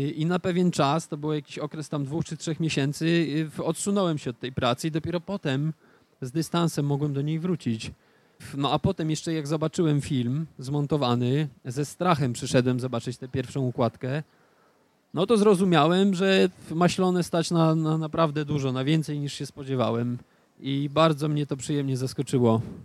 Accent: Stargard, West Pomeranian Voivodeship, Poland; w mieście, w którym się wychowywałem, w Stargardzie

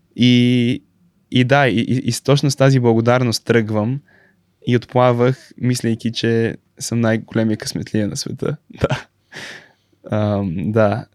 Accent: Bulgaria; moved away as an adult; also born or lived in São Paulo, Brazil; now in Stanford, United States; на 3 години се върнах в България

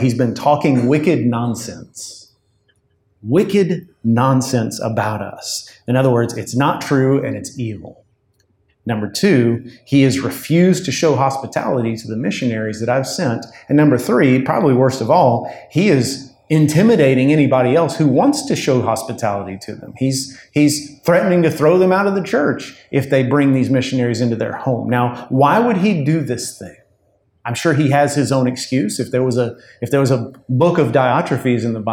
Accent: United States; being an American

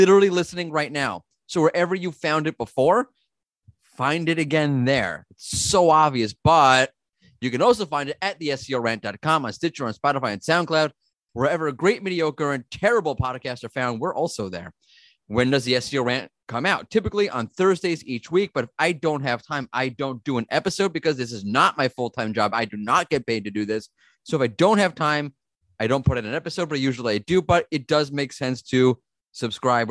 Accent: United States

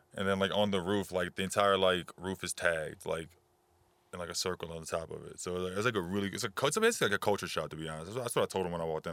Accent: New Orleans, Louisiana, United States; now in San Marcos, United States; I'm originally from New Orleans, Louisiana.

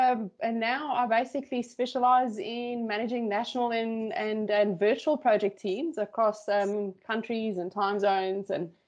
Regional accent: South Africa; moved away as an adult; now in Australia; So my background is actually, I come from South Africa. I now live in Australia.

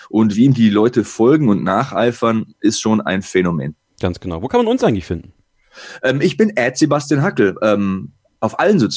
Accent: Bavaria, Germany; accent: Bavarian; Ich habe ja selbst einen bayerischen Akzent

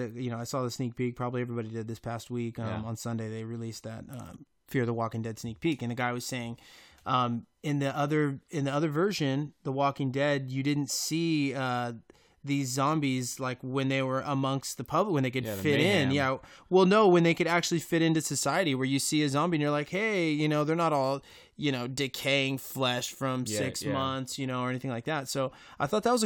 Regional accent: Fresno, California, United States; I'm from Fresno

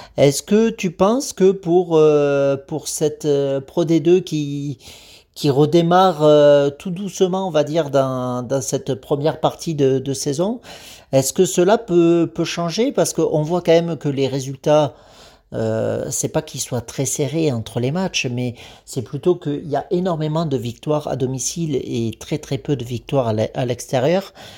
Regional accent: Agen, Nouvelle-Aquitaine, France; je suis d'Agen

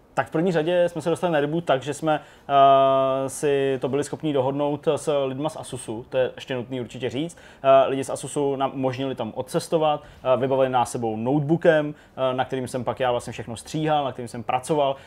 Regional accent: Janovice nad Úhlavou, Plzeň Region, Czechia; když jsem byl malej a bydleli jsme v Janucích nad Úhlavou

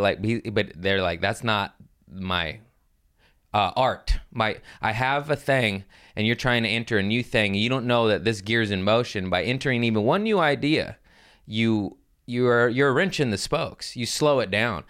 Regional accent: Los Angeles, California, United States; I'm from L

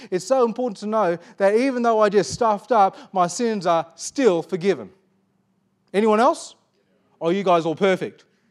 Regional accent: Perth, Western Australia, Australia; I was born in Perth, Western Australia

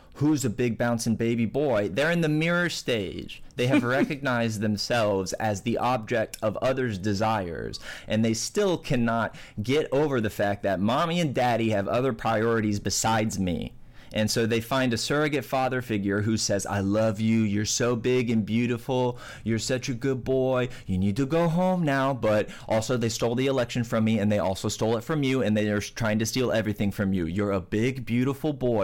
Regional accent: United States; I'm American

